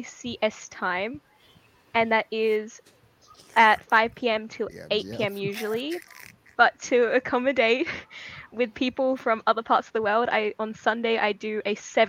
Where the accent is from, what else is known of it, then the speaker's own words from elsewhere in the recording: the very top part of Australia, northern Australia, Australia; I'm from the very top part of Australia